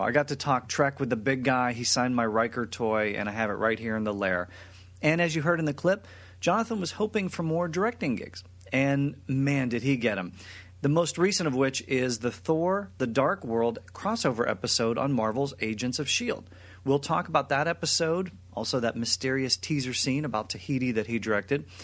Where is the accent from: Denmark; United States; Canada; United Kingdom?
United States; Western Pennsylvania; I'm from Western Pennsylvania